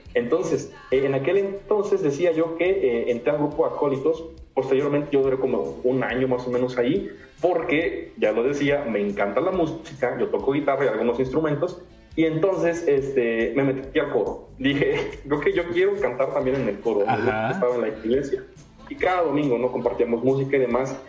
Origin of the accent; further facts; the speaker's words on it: Comapa, Veracruz, Mexico; soy originario del estado de Veracruz. Ok. Eh, mi municipio se llama Comapa, está en la zona centro del estado